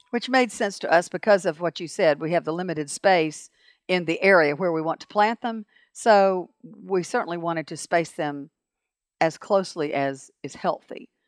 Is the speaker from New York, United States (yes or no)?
no; Montgomery, Alabama, United States; I grew up in Montgomery